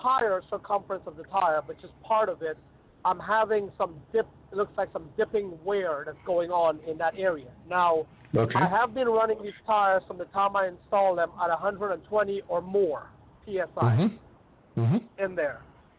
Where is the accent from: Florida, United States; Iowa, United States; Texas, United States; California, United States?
Florida, United States; I'm the guy from Florida, actually.